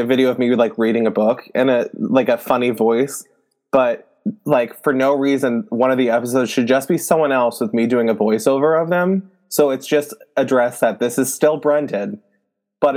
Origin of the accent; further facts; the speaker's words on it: Canada; I'm French Canadian